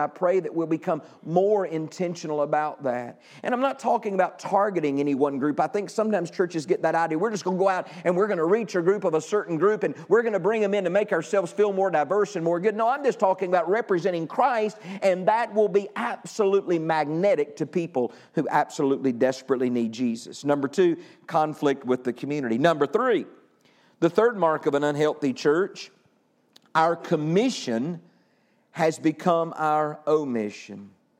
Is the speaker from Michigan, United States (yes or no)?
no; Texas, United States; Great, I'm from Texas.